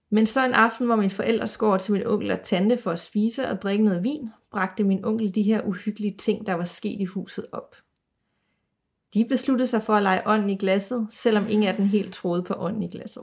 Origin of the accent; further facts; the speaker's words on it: Aarhus, Central Denmark Region, Denmark; Jeg er jo fra Aarhus